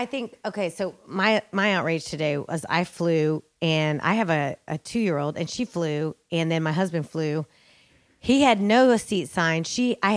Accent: the South, United States; I have Southern manners. I'm from the South.

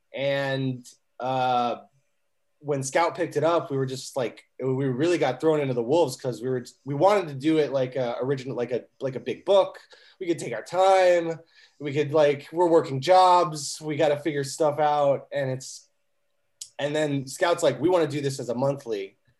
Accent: Kettering, Ohio, United States; I grew up in Kettering, Ohio

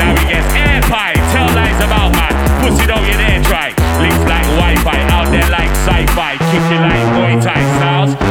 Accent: London, United Kingdom; accent: Cockney; East End, Cockney

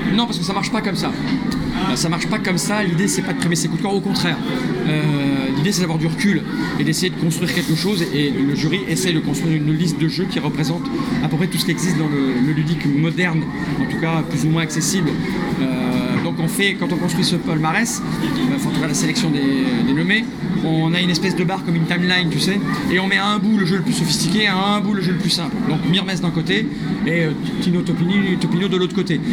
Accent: Toulouse, Occitania, France; je suis né à Toulouse

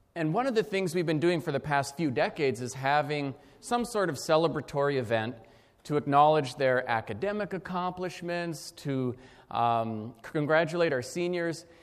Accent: Minnesota, United States; I grew up in Minnesota

